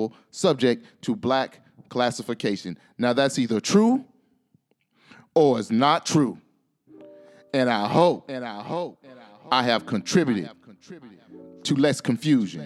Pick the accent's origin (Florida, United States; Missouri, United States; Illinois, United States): Florida, United States; my home state of Florida